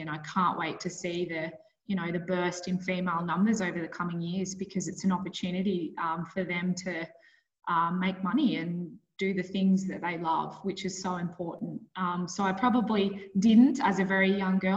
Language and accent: English; Bathurst, New South Wales, Australia; moved away as an adult; also born or lived in Queensland / Northern Territory; I grew up in Bathurst